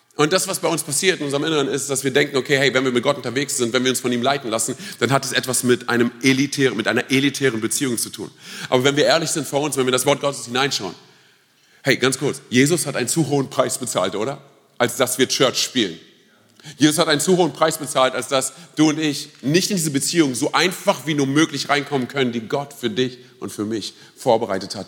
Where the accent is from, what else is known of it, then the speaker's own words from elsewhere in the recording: Romania; now in Germany; Ich bin ja Rumäne